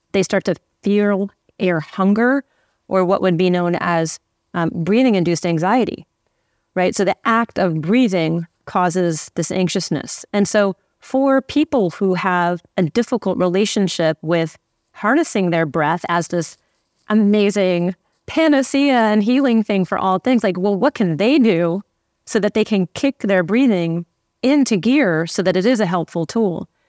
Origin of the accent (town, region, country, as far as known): Santa Fe, New Mexico, United States; born or raised there; now in Los Angeles, United States